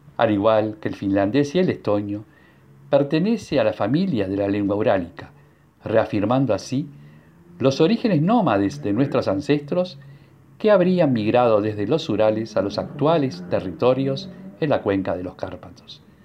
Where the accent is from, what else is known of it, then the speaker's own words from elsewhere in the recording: Uruguay; first language Hungarian; Spanish is a second language; los que nacimos en Uruguay y el húngaro fue nuestra lengua materna